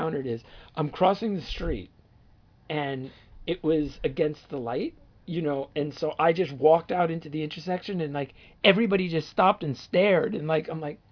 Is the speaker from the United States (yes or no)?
yes; New Jersey, United States; moved away; I grew up in Jersey